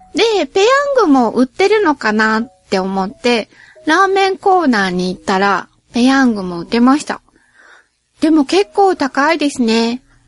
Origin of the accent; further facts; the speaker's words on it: Nagoya, Aichi, Japan; 両親ともに名古屋出身で、どっちの祖先もずーっと名古屋に住み続けてきたらしいですし、私も名古屋から出たことがないですし